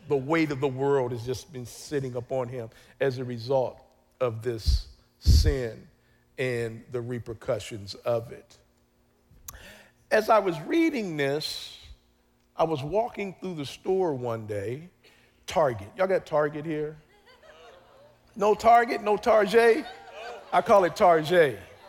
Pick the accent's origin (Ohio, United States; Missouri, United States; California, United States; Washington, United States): Ohio, United States; Columbus; the neighborhood I grew up in Columbus, Ohio.